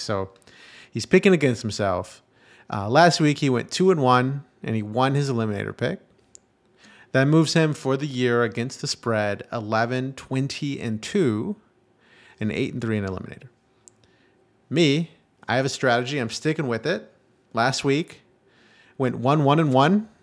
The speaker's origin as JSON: {"language": "English", "town": "Houston", "region": "Texas", "country": "United States", "tie": "born or raised there", "said": "my hometown Houston Texans"}